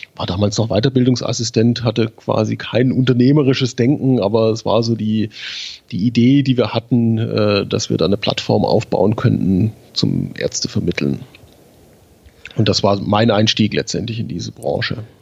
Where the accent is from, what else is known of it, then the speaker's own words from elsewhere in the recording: Schwäbisch Hall, Baden-Württemberg, Germany; In Schwäbisch Hall beim DRK. Das ist meine Heimat